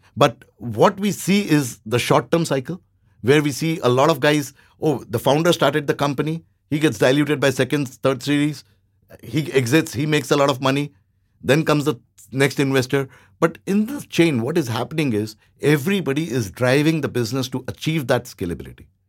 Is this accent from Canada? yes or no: no; India; now in Thailand; I'm Indian